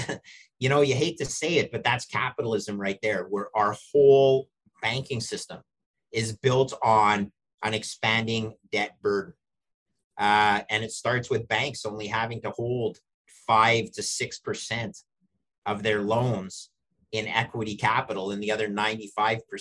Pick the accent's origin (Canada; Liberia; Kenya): Canada; I'm Canadian